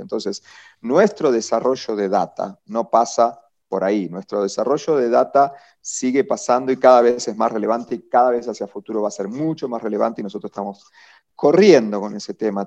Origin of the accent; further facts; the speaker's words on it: Argentina; moved away as an adult; now in Colombia; yo soy argentino, ¿sí? estuve 20 años trabajando en, en, el grupo de medios más grande de Argentina